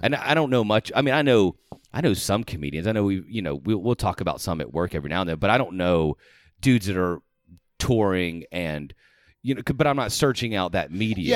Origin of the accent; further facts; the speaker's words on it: Georgia, United States; moved away; I'm originally from Georgia